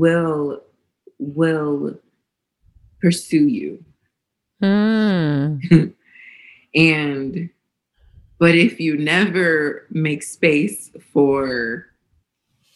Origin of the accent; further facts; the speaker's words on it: Northeast Ohio, United States; I grew up in Northeast Ohio in this predominantly white space